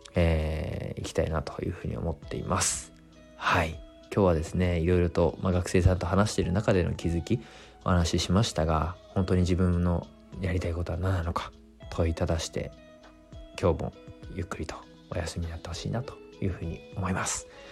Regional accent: Fukushima, Japan; moved away; 自分の地元福島

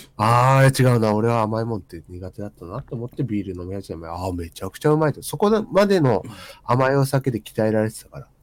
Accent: Kyushu, Japan; moved away as an adult; now in Tokyo, Japan; その当時は、その、九州人だからって飲まされて嫌だなって思ってたけど

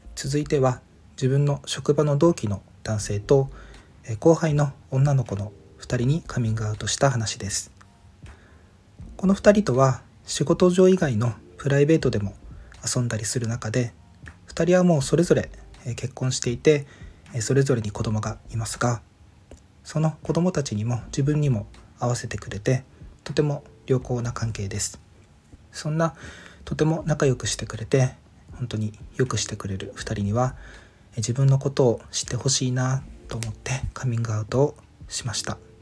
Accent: Ishigaki, Okinawa, Japan; moved away as an adult; 地元の石垣島へみんなが遊びに来た時

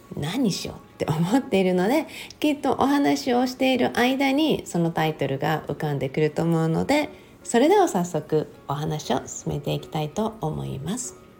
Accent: Okinawa, Japan; moved away as an adult; also born or lived in Texas; 私はもう生まれも育ちも沖縄で、沖縄がもちろん私の人生の中で、まだまだ一番長い、あの、住んだね、ところ、ふるさとではあるんですね

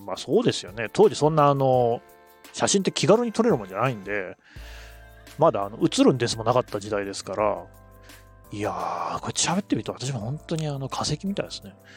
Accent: Nagoya, Aichi, Japan; also born or lived in Ichinomiya, Aichi / Yokohama / Tokyo; 私の人格形成に影響を最も与えた土地も名古屋なので

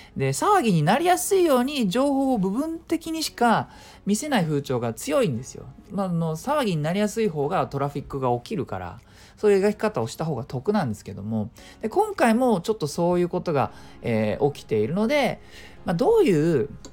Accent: Japan; 僕ら日本人

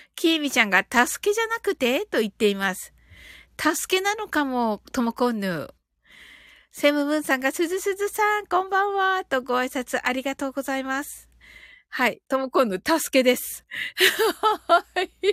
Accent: Kyushu, Japan

